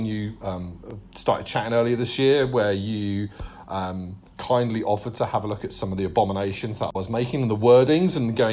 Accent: United Kingdom; We know how to speak the Queen's English

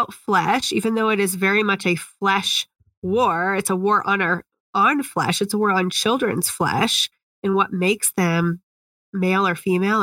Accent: Indiana, United States; Indiana has kind of put it's my home state

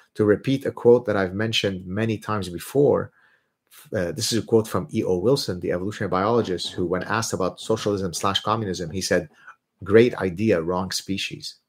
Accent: Lebanon; first language Arabic; English is a second language; moved away; I'm Lebanese Jewish, but I'm Lebanese. That's where I'm born

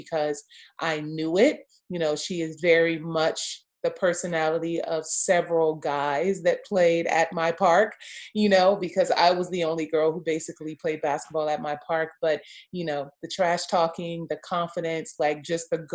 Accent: Los Angeles, California, United States; moved away; also born or lived in Houston; I'm from Los Angeles, USC

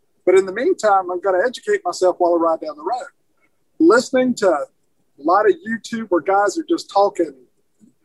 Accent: Alabama, United States; now in Soddy Daisy, United States; I'm originally from Alabama. Now I live in Soddy Daisy.

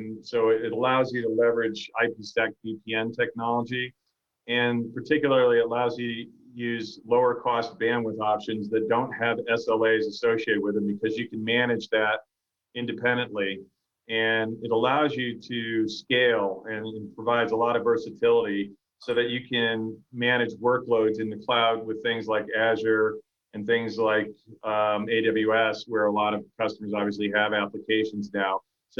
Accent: Toledo, Ohio, United States; moved away; I'm from the Midwest. Actually, I'm from Toledo, Ohio originally. So I spent a lot of time off Lake Erie

